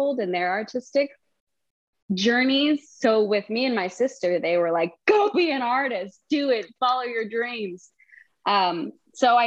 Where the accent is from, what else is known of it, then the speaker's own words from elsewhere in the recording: Wellesley, Massachusetts, United States; I'm from Massachusetts. I'm from Wellesley, Massachusetts